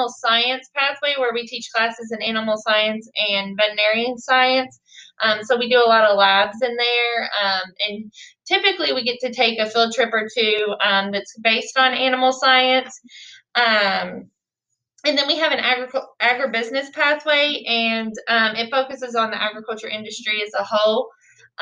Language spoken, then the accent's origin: English; Bullitt County, Kentucky, United States; also born or lived in Murray, Kentucky; I am from here. I'm from Bullitt County. I grew up on a cattle farm